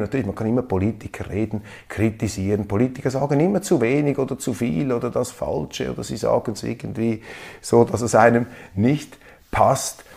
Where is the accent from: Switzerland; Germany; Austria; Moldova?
Switzerland; ich als Schweizer